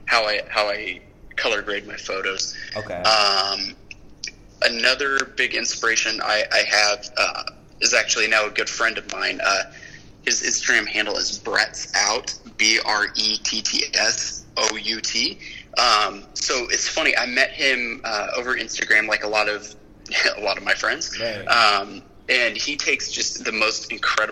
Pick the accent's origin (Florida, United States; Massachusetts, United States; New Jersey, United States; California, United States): California, United States; being a Californian